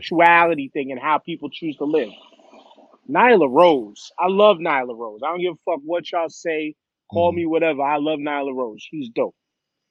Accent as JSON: {"language": "English", "town": "New York City", "region": "New York", "country": "United States", "tie": "born or raised there", "said": "me growing up on Staten Island, I grew up in a neighborhood"}